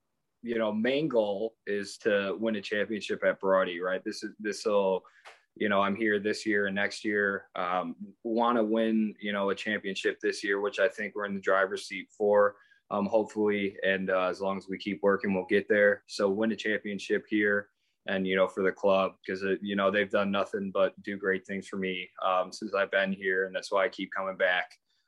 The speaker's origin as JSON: {"language": "English", "region": "Midwest", "country": "United States", "said": "I'm from the Midwest, so we're all about fundamentals."}